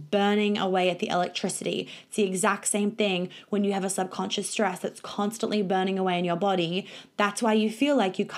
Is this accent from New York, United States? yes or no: yes; New York, United States; also born or lived in Sydney / Melbourne; now in Australia; I grew up in New York. We moved to Sydney. I went to a private school in Sydney. We moved to Melbourne. I went to a private school in Melbourne.